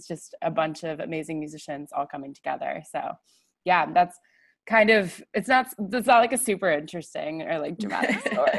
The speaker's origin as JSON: {"language": "English", "country": "United States", "said": "I am very much American"}